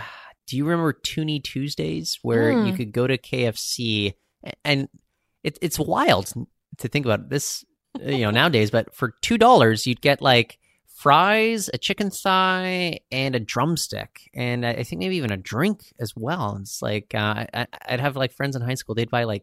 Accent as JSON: {"language": "English", "town": "Seattle", "region": "Washington", "country": "United States", "tie": "born or raised there", "moved": "yes", "lives_now": "Canada", "said": "so I grew up in Seattle in the 1990s, and then when we moved back up to Canada in 2000, we went into a Wendy's."}